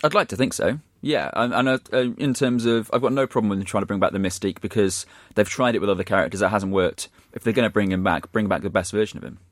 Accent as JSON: {"language": "English", "town": "Shrewsbury", "region": "West Midlands", "country": "United Kingdom", "tie": "born or raised there", "said": "my hometown team, Shrewsbury"}